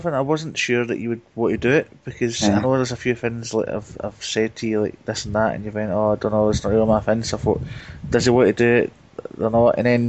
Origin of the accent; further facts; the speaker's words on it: Blantyre, Scotland, United Kingdom; accent: Glasgow; I'm from Blantyre, which is just 9 miles out of Glasgow. Outside Glasgow.